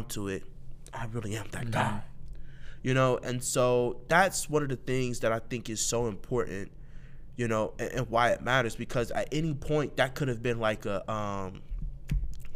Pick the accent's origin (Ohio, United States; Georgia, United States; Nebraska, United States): Ohio, United States; Columbus; I'm from Mount Vernon, Northeast Columbus, Atchison, that area